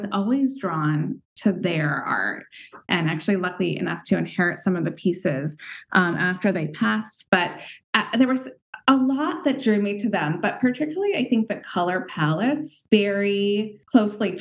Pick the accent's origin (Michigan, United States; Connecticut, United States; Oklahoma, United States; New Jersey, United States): Connecticut, United States; Westport; I grew up in Westport, Connecticut, in a home that my parents designed and built from scratch when I was three